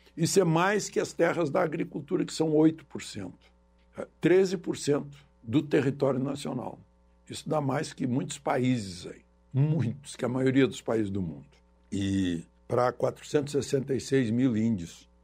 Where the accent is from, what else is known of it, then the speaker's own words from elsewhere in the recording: Cachoeira do Sul, Rio Grande do Sul, Brazil; now in Brasília, Brazil; da minha cidade natal, da minha Cachoeira do Sul